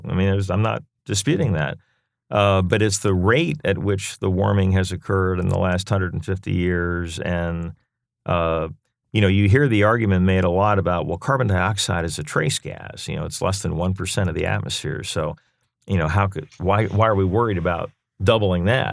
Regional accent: Lancaster, Pennsylvania, United States; moved away as an adult; now in Raleigh, United States; born and raised in Lancaster, Pennsylvania

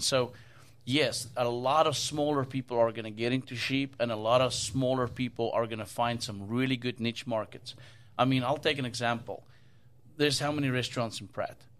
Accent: South Africa; now in United States; where I grew up in South Africa

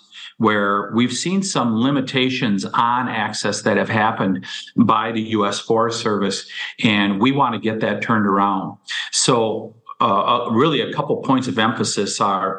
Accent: Wisconsin, United States; my hometown or my home state of Wisconsin

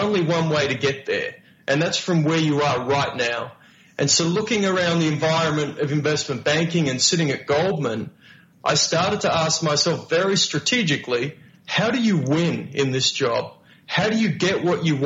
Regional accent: Melbourne, Victoria, Australia; moved away as an adult; I came from Melbourne, Australia, you know, working poor Melbourne, Australia, where my part-time jobs were working at KFC

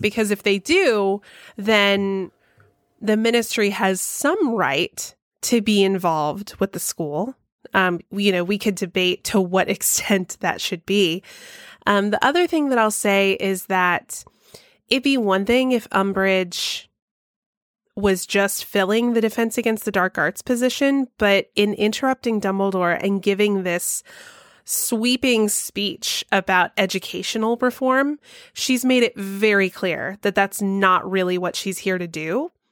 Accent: Georgia, United States; my home state of Georgia

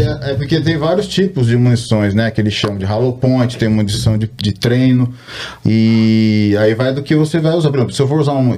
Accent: Brazil; moved away as an adult; now in United States; Sou um brasileiro, nasci no Brasil e me mudei para os Estados Unidos há 14 anos

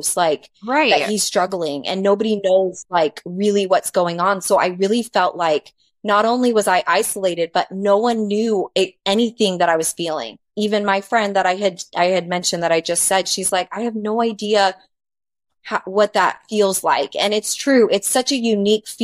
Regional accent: Arizona, United States; moved away; I grew up in Arizona, and that's where we were married. And I knew everyone because that was just, I'd lived there, my whole life

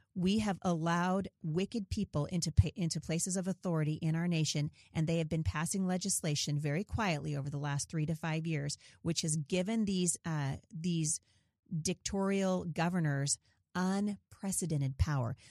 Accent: Portland, Oregon, United States; I grew up in Portland

